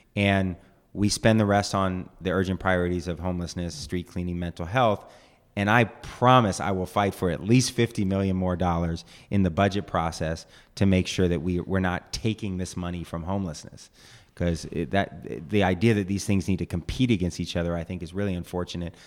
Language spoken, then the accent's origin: English; East Bay, California, United States; I grew up in the East Bay